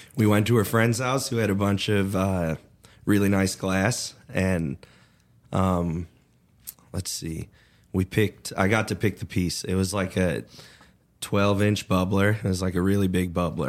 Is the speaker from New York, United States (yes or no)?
no; Chicago suburbs, Illinois, United States; also born or lived in Colorado; now in Oklahoma, United States; I'm from the Chicago suburbs.